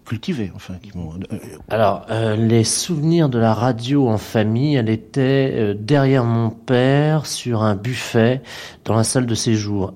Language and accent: French; Brittany, France; je suis breton